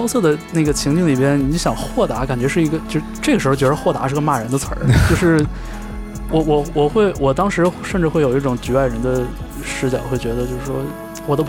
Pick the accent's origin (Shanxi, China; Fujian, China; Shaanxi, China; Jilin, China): Jilin, China; Changchun; moved away as an adult; now in Beijing, China; 像我的老家，可能像长春不是一个特别。就是背负标签的这么一个一个一个地方，可能整个吉林省都没什么存在感